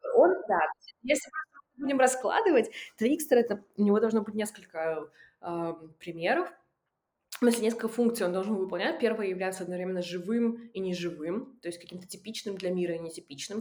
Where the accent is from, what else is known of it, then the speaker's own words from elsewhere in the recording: Russian Far East, Russia; moved away; я выросла на Дальнем Востоке